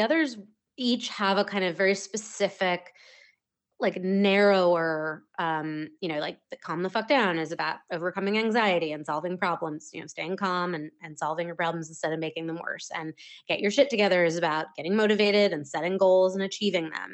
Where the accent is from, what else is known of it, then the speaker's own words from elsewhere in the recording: Maine, United States; moved away as an adult; also born or lived in Wells, Maine; now in Las Terrenas, Dominican Republic; I grew up in the state of Maine